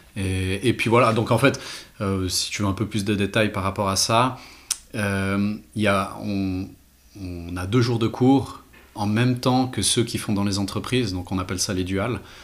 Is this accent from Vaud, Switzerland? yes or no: yes; Renens, Vaud, Switzerland; also born or lived in Geneva / Glashütte; je viens de Renan